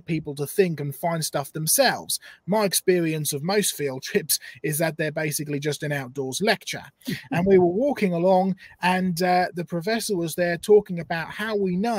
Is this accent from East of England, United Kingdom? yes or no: yes; Norfolk coast, East of England, United Kingdom; I grew up on the Norfolk coast collecting fossils from about the age of six.